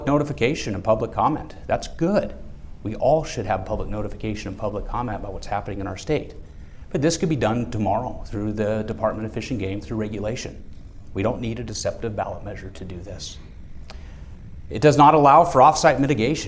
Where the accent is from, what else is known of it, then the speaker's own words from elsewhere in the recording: Juneau, Alaska, United States; also born or lived in Sitka, Alaska; I was born in Sitka, was raised here in Juneau